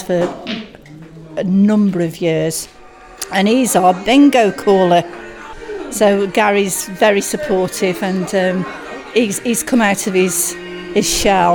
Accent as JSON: {"language": "English", "town": "Chesterton", "region": "England", "country": "United Kingdom", "tie": "born or raised there", "said": "I was born and bred in Chesterton, so I am very passionate about this place"}